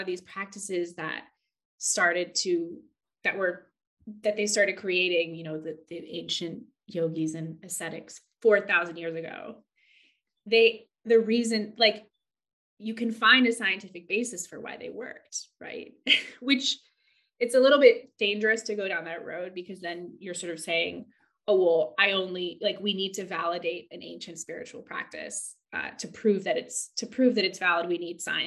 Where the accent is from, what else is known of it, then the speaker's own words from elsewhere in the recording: California, United States; moved away as an adult; also born or lived in Santa Cruz, California / London, England; now in Margate, United Kingdom; I grew up in California by the ocean, and I went to university in Santa Cruz by the ocean